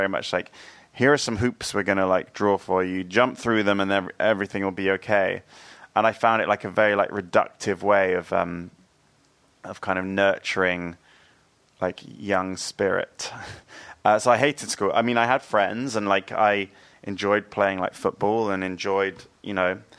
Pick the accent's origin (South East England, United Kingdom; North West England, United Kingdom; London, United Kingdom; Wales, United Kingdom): South East England, United Kingdom; New Forest, Hampshire; I grew up in the New Forest